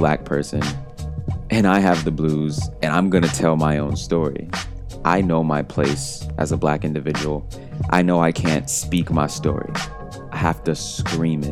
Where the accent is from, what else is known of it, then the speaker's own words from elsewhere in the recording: Detroit, Michigan, United States; my hometown, Detroit, Michigan. And it's not simply because this place is my hometown and I have deep emotional connections to this city